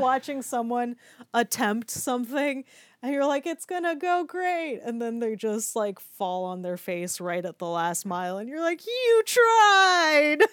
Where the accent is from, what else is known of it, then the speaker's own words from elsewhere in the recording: United States; I'm an American